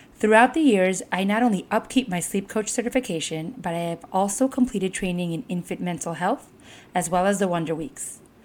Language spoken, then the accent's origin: English; Miami, Florida, United States; I have worked with hundreds of clients right here in my hometown